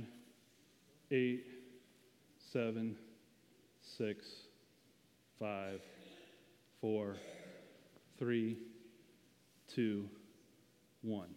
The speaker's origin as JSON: {"language": "English", "region": "the South", "country": "United States", "accent": "southern", "said": "my little southern accent"}